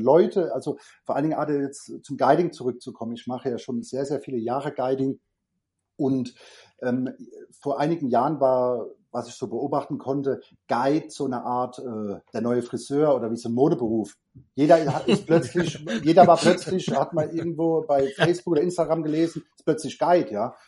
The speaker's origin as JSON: {"language": "German", "country": "Germany", "also_born_or_lived": "Frankfurt", "said": "Bei uns in Deutschland"}